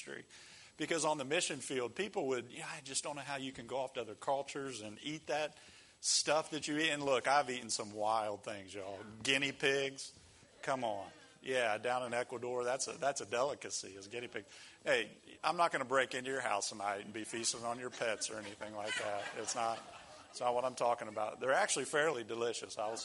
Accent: United States

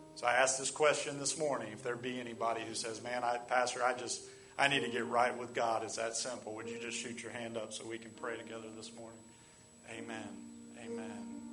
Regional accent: United States; That's how we are as American Christians

